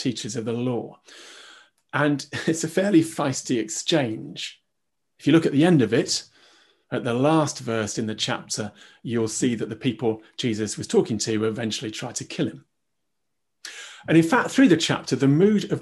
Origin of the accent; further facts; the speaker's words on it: United Kingdom; we're British